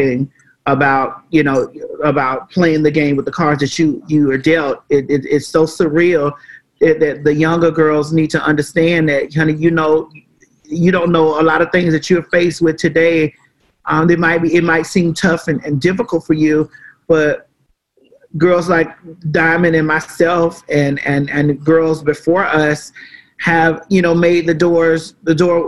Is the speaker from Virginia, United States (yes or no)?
no; Miami, Florida, United States; also born or lived in Atlanta, Georgia; now in Georgia, United States; I'm from Florida